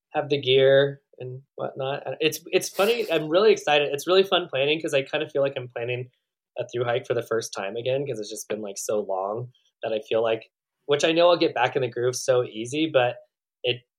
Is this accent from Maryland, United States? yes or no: no; Northern California, United States; moved away; also born or lived in Oregon; I grew up in Northern California